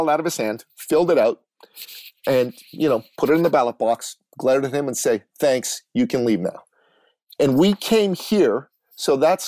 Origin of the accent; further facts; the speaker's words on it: Iran; moved away; I'm a Christian from Iran, an Assyrian Christian